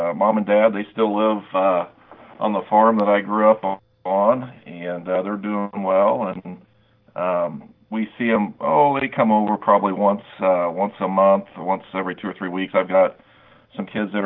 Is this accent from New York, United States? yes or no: no; Paris, Illinois, United States; moved away as an adult; also born or lived in Minnesota / Oregon; now in Indiana, United States; I grew up in Paris, Illinois. I grew up as a farm kid.